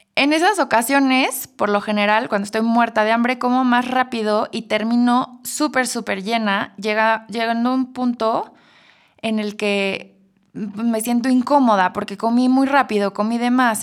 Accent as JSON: {"language": "Spanish", "country": "Mexico", "said": "Como buenos mexicanos"}